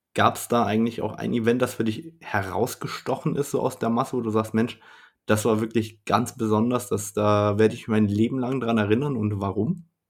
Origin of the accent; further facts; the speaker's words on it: Germany; bei uns in Deutschland